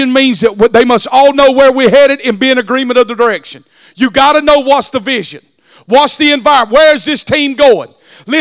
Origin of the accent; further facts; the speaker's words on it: the South, United States; accent: country; I speak country. But God chose me knowing how country I am and how country I speak. And he had enough wisdom not to send me to New York City. He left me in the South